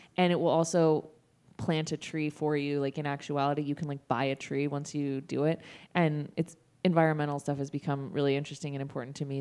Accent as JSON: {"language": "English", "town": "Sacramento", "region": "California", "country": "United States", "also_born_or_lived": "San Francisco", "said": "I'm from Sacramento."}